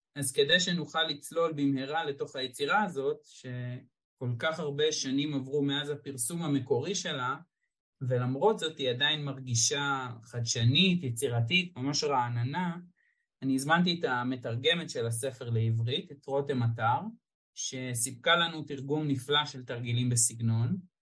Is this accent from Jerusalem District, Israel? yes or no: yes; Jerusalem, Jerusalem District, Israel; אני ירושלמי